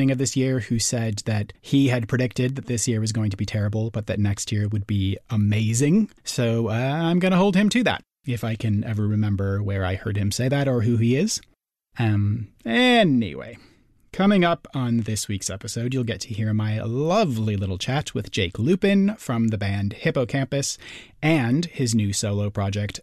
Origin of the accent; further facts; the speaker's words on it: St. Paul, Minnesota, United States; St. Paul is also my hometown